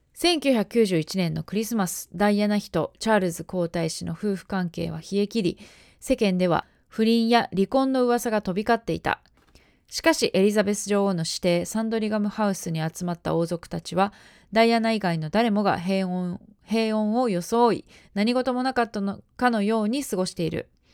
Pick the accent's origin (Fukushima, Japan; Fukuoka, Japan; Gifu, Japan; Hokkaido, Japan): Gifu, Japan; Ena; 私の出身地である岐阜県の、えー、恵那市というところ